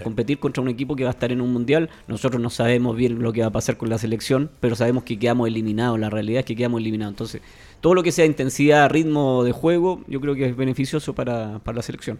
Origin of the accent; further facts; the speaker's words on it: Chile; A nosotros como, país o como fútbol chileno